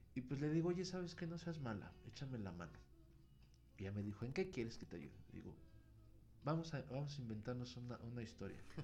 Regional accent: Pachuca, Hidalgo, Mexico; la escuela donde yo estaba estaba en la colonia a un lado de donde está mi parroquia, de donde soy originario, que es la Resurrección en Pachuca.

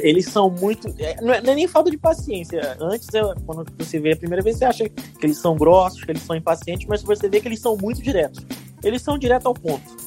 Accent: Rio de Janeiro, Brazil; moved away as an adult; also born or lived in Ireland; now in Lisbon, Portugal; sou natural do Rio de Janeiro

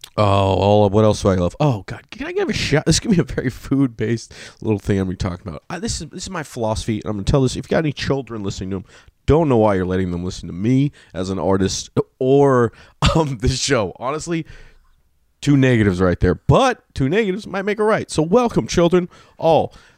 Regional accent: Sacramento, California, United States; I'm from Sacramento

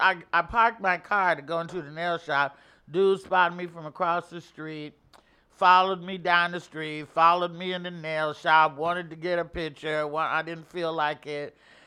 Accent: Oakland, California, United States; also born or lived in Arkansas; So that we're all from Oakland.

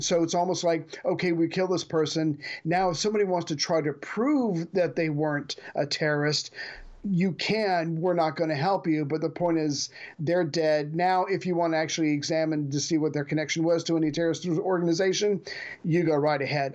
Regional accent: United States; as the American

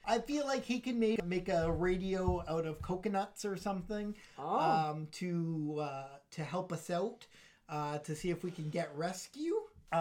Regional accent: Puerto Rico; now in Toronto, Canada; I'm from Puerto Rico, but that's technically a territory of the United States

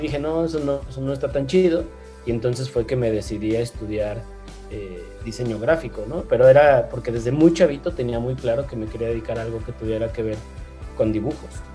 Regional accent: León, Guanajuato, Mexico; also born or lived in Mexico City; realmente crecí acá en León, yo vivo ahora en León, en Guanajuato. Eh, nací en la Ciudad de México

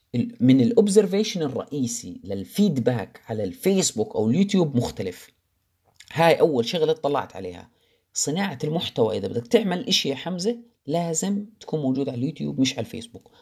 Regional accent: Jordan; moved away as an adult; بلدي الأردن

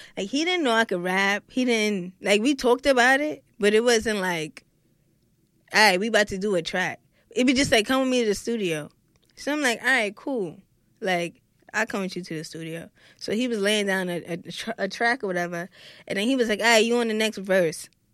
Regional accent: New York City, New York, United States; from Brooklyn, New York

